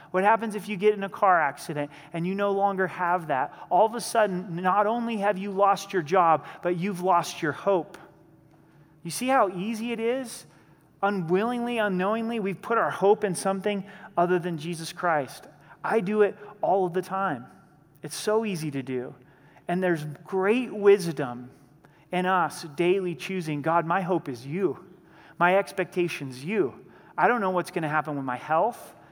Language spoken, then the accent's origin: English; the Northwest, Pacific Northwest, United States; now in Colorado Springs, United States; I grew up in the Northwest, and being in the Northwest, I rooted for the Seattle Seahawks.